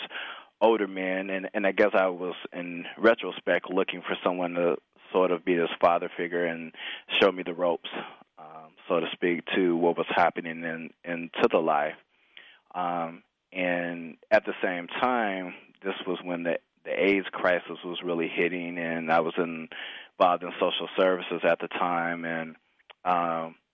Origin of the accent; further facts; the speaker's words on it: Chicago, Illinois, United States; I grew up in the Midwest in the suburbs of Chicago